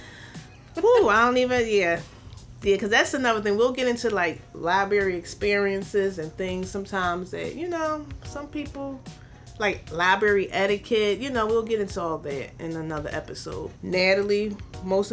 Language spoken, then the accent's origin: English; Philadelphia, Pennsylvania, United States; I'm from South Philly, but I've been in North Philly for a minute now. I went to school in Philly